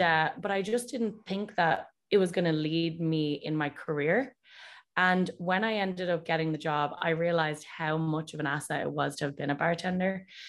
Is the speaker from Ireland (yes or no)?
yes; Dublin, Leinster, Ireland; moved away as an adult; also born or lived in Boston / New Jersey; now in California, United States; I was raised in Dublin and went to school there, went to university there